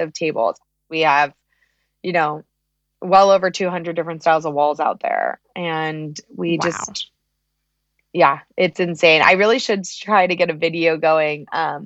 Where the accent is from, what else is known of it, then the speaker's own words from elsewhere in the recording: Los Angeles, California, United States; moved away as an adult; now in Phoenix, United States; I was born and raised in Los Angeles